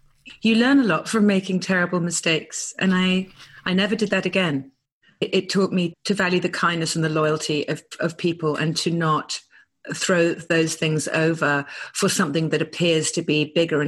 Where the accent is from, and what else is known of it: United Kingdom; now in Malibu, United States